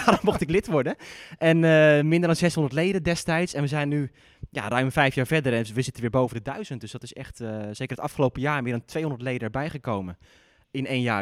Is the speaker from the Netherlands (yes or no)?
yes; Zeeland, Netherlands; moved away; mijn eigenlijke tennisclub, die, eh, waar ik ben opgegroeid, ligt in Zeeland